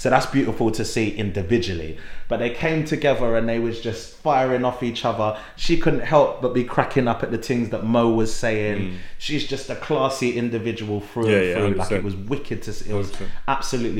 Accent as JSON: {"language": "English", "region": "London", "country": "United Kingdom", "said": "coming from East London, like we are both from East London"}